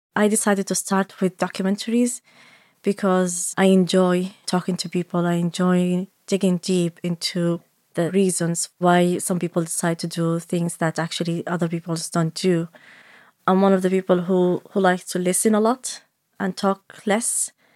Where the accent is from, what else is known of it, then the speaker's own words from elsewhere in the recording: Saudi Arabia; first language Arabic; English is a second language; also born or lived in Somalia; now in Dublin, Ireland; I'm originally from Somalia. I grew up in Saudi Arabia, and I have been living in Dublin for about fourteen years